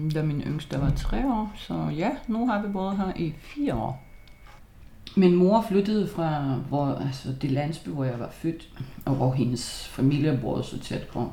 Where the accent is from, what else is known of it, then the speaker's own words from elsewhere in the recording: Lithuania; Danish is a second language; moved away as an adult; also born or lived in Copenhagen Nordvest, Denmark; now in Denmark; jeg er litauer. Jeg er kommet til Danmark som 20-årig